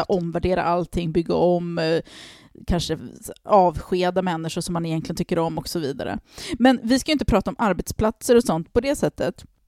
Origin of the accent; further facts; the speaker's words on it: Harmånger, Gävleborg County, Sweden; när jag växte upp i Harmånger på 90-talet